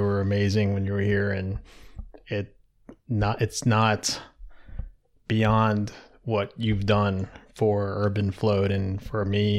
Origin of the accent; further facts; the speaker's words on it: Darby, Pennsylvania, United States; born there; also born or lived in Savannah, Georgia / Newark, Delaware; So I was born in Philadelphia, right outside of Philadelphia in Darby, Pennsylvania. And spent a couple of years there. My sister was born a year later. And we moved to Savannah, Georgia for like 4 years.